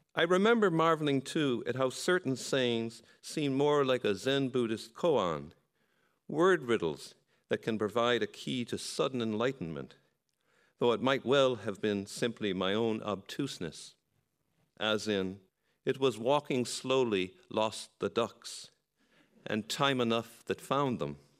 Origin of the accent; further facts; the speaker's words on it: Boston, Massachusetts, United States; now in Donegal, Ireland; In Boston growing up